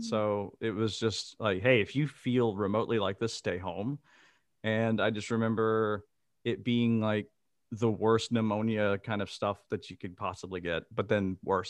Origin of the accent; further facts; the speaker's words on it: Mississippi, United States; moved away as an adult; now in Amsterdam, Netherlands; I am originally from Mississippi and I now live in Amsterdam in the Netherlands.